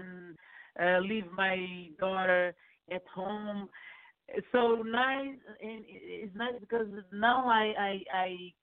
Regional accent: Lisbon, Portugal; English is a second language; I was born in Lisbon

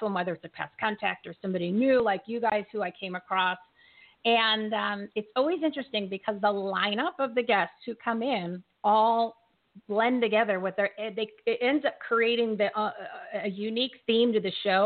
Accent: Bridgewater, New Jersey, United States; I'm from Bridgewater.

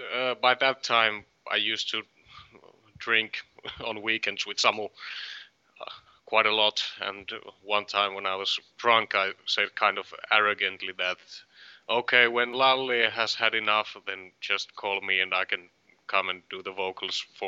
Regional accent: Varkaus, North Savo, Finland; In Varkaus, my hometown

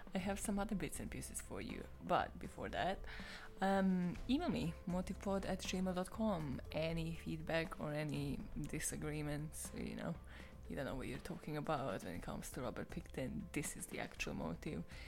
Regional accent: Serbia; I am from Serbia

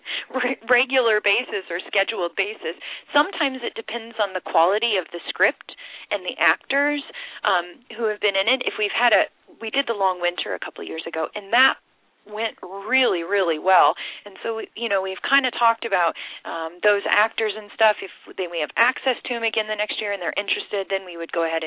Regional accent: Iowa, United States; moved away; I grew up in Iowa

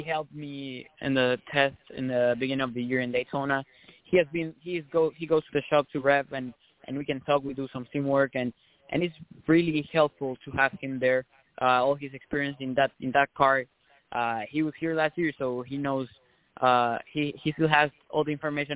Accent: Mexico; moved away; I come from Mexico

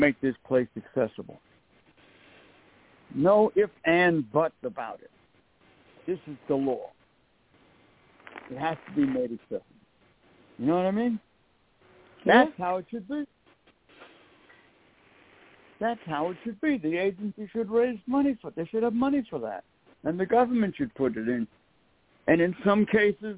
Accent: United States; I'm an American

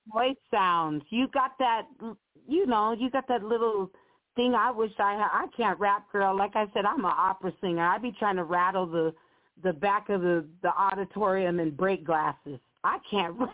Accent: Montana, United States; also born or lived in Oakland; I'm from Montana

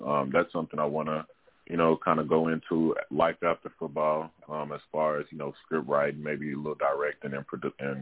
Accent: Arkansas, United States; I'm from Arkansas, from the South

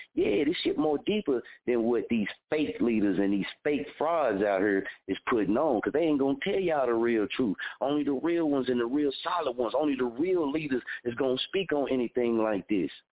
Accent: Muskogee, Oklahoma, United States; my hometown since I lived here, born and raised here

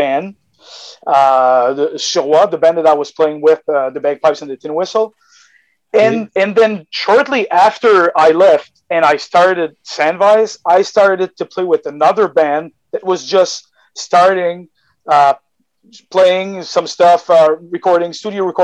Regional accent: Magdalen Islands, Quebec, Canada; now in Quebec City, Canada; I come from the Magdalen Island

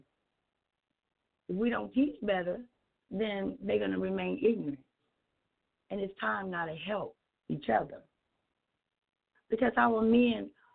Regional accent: North Carolina, United States; We're from North Carolina

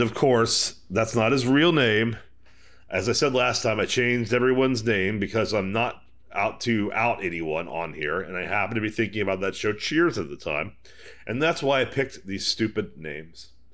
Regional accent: Houston, Texas, United States; as a Texan.

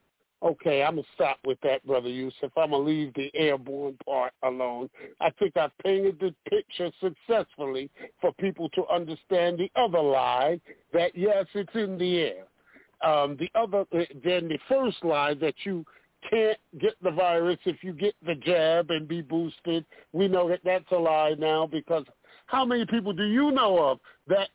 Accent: New York City, New York, United States; now in Detroit, United States; I'm from Brooklyn, New York. Bed-Stuy

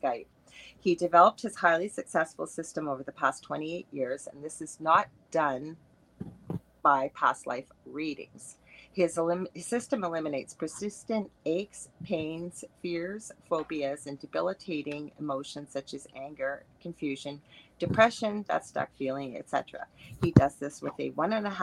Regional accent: Canada; I am a Canadian clairvoyant medium

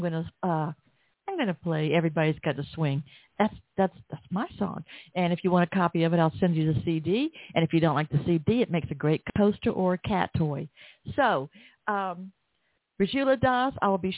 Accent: Atlanta, Georgia, United States; accent: Southern; Atlanta, Georgia, my hometown

